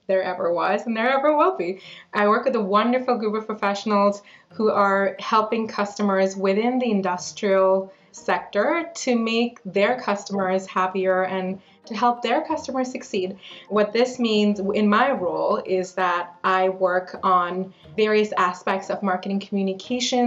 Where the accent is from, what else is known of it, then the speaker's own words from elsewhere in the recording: New Delhi, Delhi, India; now in London, Canada; I've been living in Canada for the past 20 years, but I grew up in New Delhi in India, and my family moved here to London, Ontario 20 years ago this year.